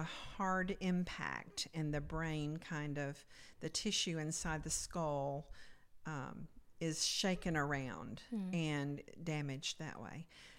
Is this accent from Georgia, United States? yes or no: yes; Dalton, Georgia, United States; I was born in Dalton, Georgia, and grew up there. And I lived in a Christian home, very conservative.